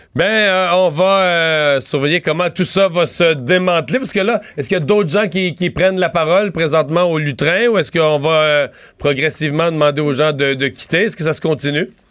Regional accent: Rimouski, Quebec, Canada

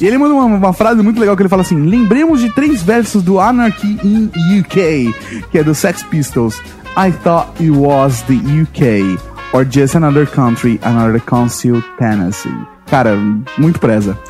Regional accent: São Bernardo do Campo, São Paulo, Brazil; Eu nasci em São Bernardo

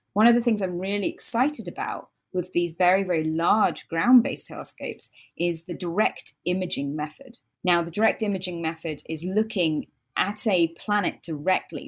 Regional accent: United Kingdom; accent: British; I'm British, as most of you can hear from my accent

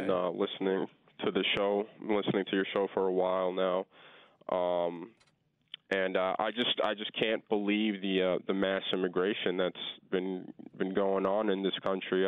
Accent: Long Island, New York, United States; I'm from Long Island

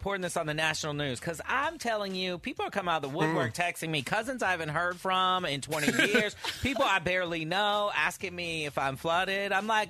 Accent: Fort Worth, Texas, United States; moved away; from my hometown, Fort Worth, Texas.

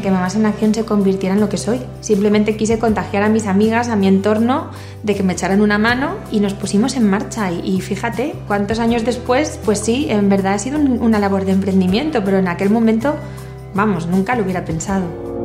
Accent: Valencia, Valencian Community, Spain; soy de Valencia

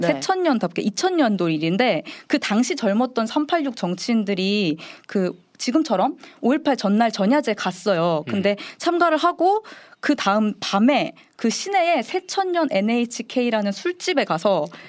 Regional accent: Jeju, South Korea; 제가 광주에는 안 살아봤는데 제주에서 태어나서 자랐기

